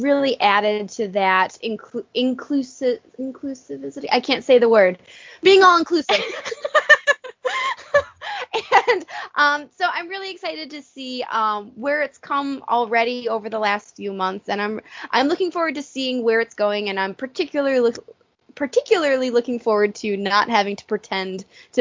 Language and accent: English; Buffalo, New York, United States; we're both from Buffalo, New York